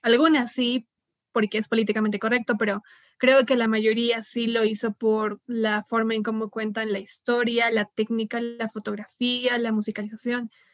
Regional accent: Peru; como buen peruano

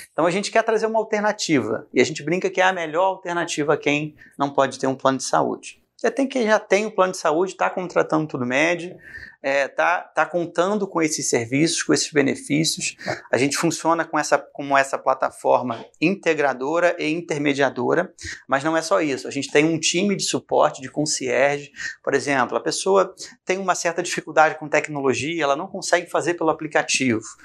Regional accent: Rio de Janeiro, Brazil; moved away as an adult; now in Goiânia, Brazil; Sou carioca

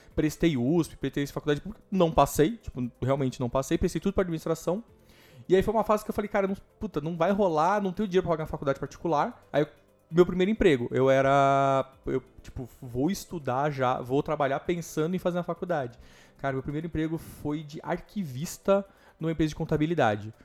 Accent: Greater São Paulo, Brazil; also born or lived in Osasco / Barueri / Itapevi; eu nasci Osasco, morei em Barueri até meus dois anos. Depois eu fui morar na Coab do Candário, que é aqui em São Paulo

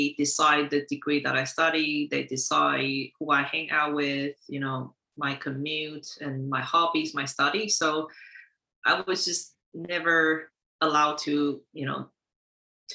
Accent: Taiwan; born there; moved away; also born or lived in United States / Finland / Singapore; I was born in Taiwan, and I lived in the US, Finland, and Singapore.

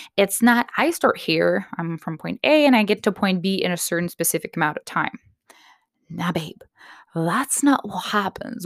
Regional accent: Canada; I'm Canadian myself

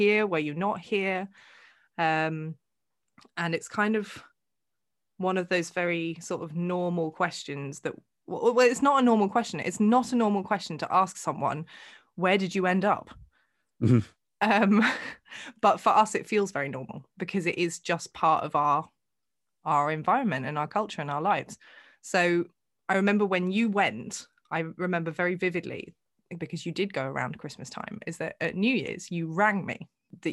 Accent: England, United Kingdom; If you ask anybody who knows me, I am English.

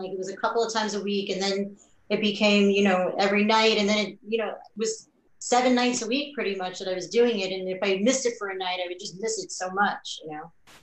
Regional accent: Florida, United States; moved away as an adult; also born or lived in New York; I was in a lot of plays growing up in Florida

